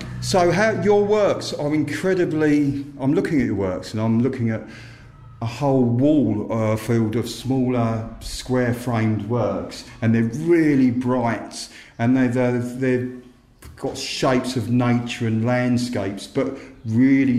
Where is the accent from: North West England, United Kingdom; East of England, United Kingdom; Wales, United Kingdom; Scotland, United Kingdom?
East of England, United Kingdom; North Essex; I come from North Essex, where Constable used to paint